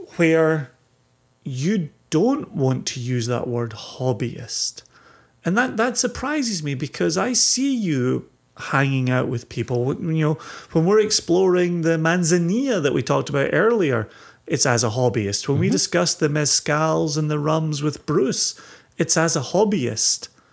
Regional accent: Scotland, United Kingdom; as a Scotsman

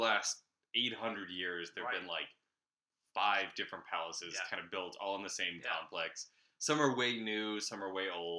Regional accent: Jacksonville, Florida, United States; moved away; Jacksonville, Florida, where I grew up

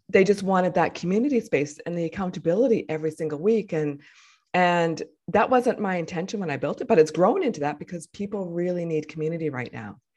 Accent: Winnipeg, Manitoba, Canada; moved away; also born or lived in Vancouver; I moved back to my hometown where I was born

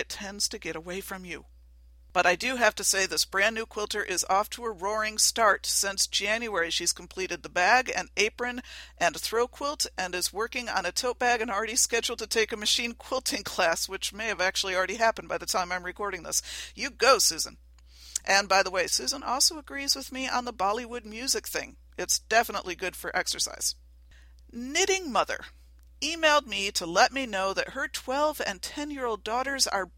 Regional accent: Western New York, United States; I am from Western New York. We talk fast up here

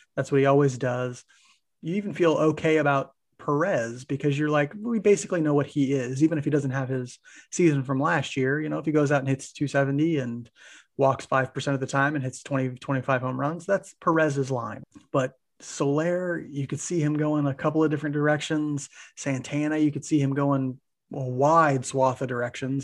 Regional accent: Maryville, Missouri, United States; moved away; we're from Maryville, Missouri, for those who don't know, originally, Mike

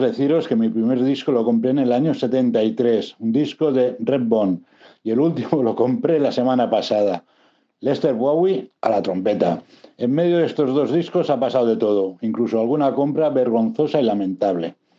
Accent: Barcelona, Catalonia, Spain; nací y vivo en Barcelona.

